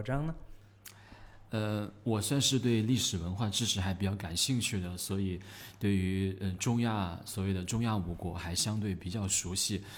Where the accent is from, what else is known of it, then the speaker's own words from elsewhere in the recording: China; 对于我们中国人来讲